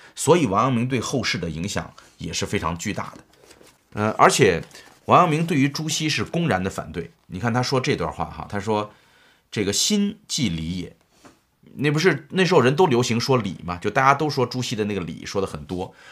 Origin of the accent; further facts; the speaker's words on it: Shaanxi, China; 张载是我们陕西人